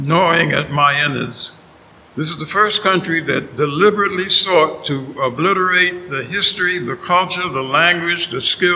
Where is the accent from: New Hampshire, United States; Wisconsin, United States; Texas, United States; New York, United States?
New York, United States; New York City; moved away as an adult; also born or lived in Nashville, Tennessee; now in Miami, United States; I grew up, I was born in New York City